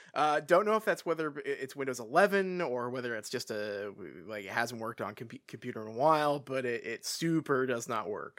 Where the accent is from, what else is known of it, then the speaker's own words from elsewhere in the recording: England, United Kingdom; I grew up in England